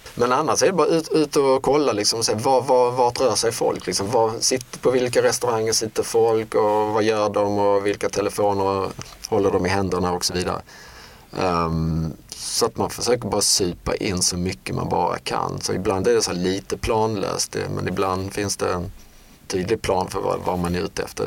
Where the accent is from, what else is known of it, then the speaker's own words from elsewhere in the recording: Sweden; Som svenskar